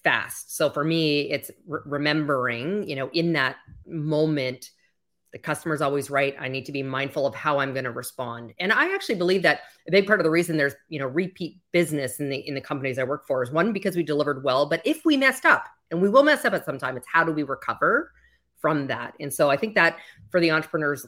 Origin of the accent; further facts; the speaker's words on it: Canada; moved away as an adult; now in Miami, United States; You might hear a slight accent. I'm originally from Canada.